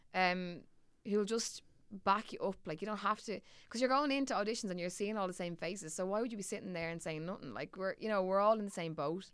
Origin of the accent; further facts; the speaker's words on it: Dublin, Leinster, Ireland; accent: Dublin; my Dublin accent gets significantly thicker when I go away